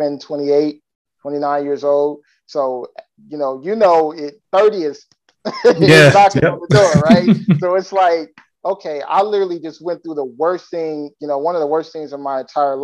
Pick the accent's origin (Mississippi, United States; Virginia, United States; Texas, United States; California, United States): California, United States; now in Florida, United States; I'm originally from California. Right now, I currently live in Florida